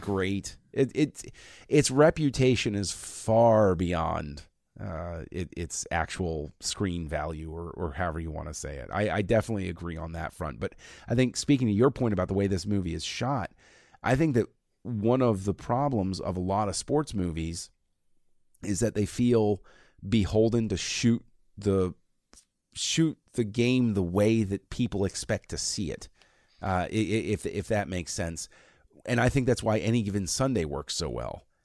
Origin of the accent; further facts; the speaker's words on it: between Washington DC and Baltimore, Maryland, United States; I was growing up in that area, and I was halfway between D C and Baltimore.